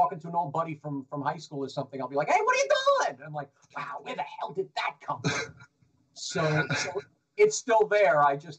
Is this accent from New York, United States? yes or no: yes; New York, United States; We didn't have speech class, and I'm from the Bronx. I'm from the Bronx, New York, where everyone talked like this.